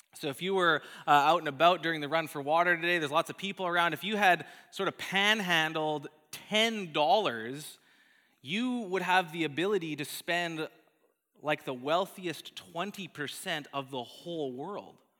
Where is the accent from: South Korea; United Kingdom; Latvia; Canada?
Canada; Calgary, Alberta; moved away; my hometown of Calgary in, in Alberta